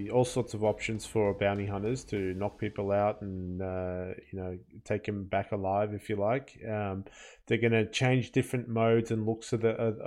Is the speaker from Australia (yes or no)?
yes; Australia; as an Australian